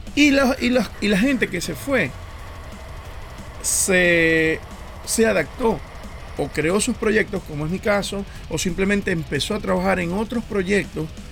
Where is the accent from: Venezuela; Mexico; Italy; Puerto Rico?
Venezuela; moved away as an adult; now in Montreal, Canada; cuando me fui de Venezuela